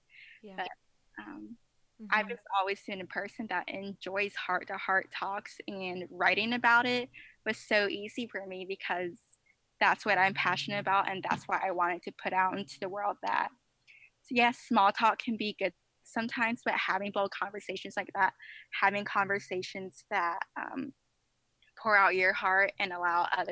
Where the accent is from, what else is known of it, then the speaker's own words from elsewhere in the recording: the South, United States; I'm from the South